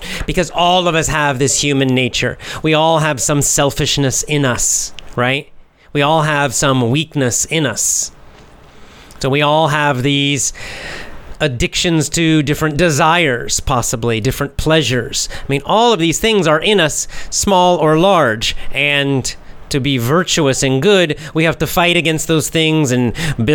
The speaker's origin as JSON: {"language": "English", "country": "United States", "said": "I'm American"}